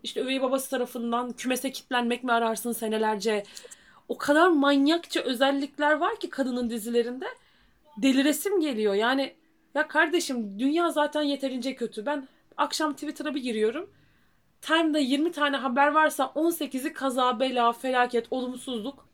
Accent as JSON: {"language": "Turkish", "region": "Rize Province", "country": "Turkey", "said": "bir Rizeli olarak"}